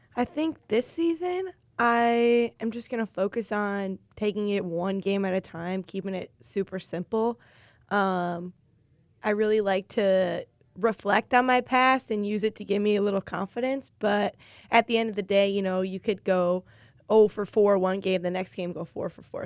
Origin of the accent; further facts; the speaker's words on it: Illinois, United States; I'm from Illinois